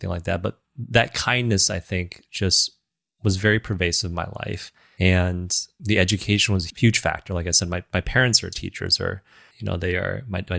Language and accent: English; Southeast Michigan, United States; growing up in Southeast Michigan, I think for me, it was just the kindness that I received coming here to this country as an immigrant, as a kid.